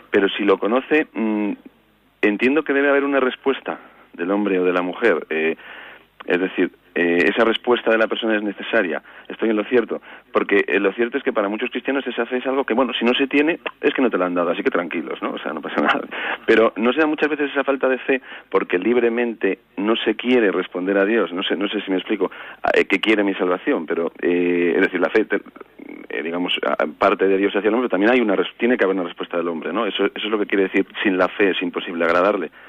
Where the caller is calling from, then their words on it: Vitoria, Basque Country, Spain; Buenos días … de Vitoria.